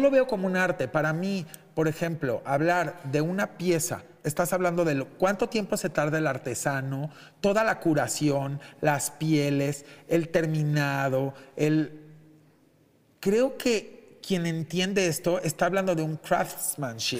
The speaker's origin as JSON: {"language": "Spanish", "country": "Mexico", "said": "lo digo como mexicano"}